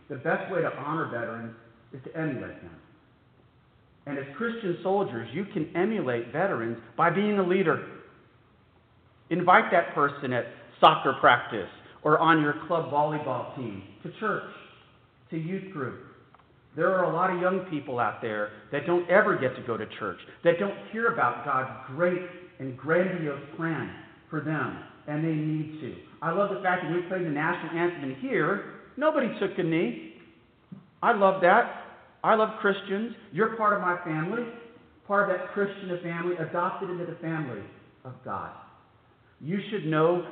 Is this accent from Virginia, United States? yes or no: no; San Antonio, Texas, United States; my hometown sites